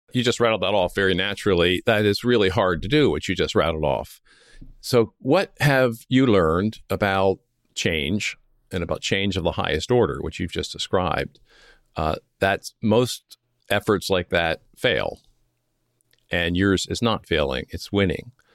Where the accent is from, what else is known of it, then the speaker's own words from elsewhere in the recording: Philadelphia, Pennsylvania, United States; moved away as an adult; also born or lived in Coronado, California; I grew up near Philadelphia